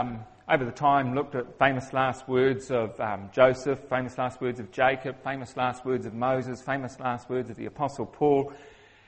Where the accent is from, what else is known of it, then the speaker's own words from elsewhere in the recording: New Zealand; accent: Kiwi; I'm a Kiwi, which means I have a funny accent